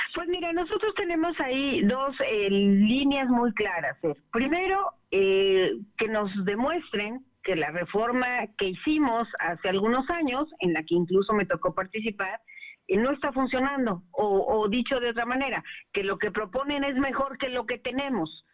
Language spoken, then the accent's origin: Spanish; Puebla, Mexico; a mí como poblana y como legisladora